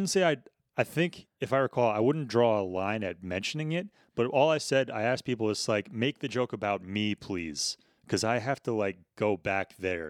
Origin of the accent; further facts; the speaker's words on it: Sandy Hook, Connecticut, United States; Sandy Hook, Connecticut.